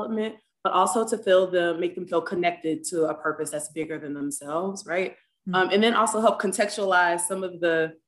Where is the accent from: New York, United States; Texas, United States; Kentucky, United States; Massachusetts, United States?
Texas, United States; Galveston; I was born and raised in Galveston, Texas